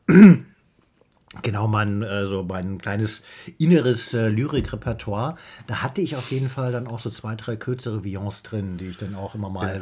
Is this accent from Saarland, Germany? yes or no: yes; Saarland, Germany; ich bin bin ja auch im Saarland aufgewachsen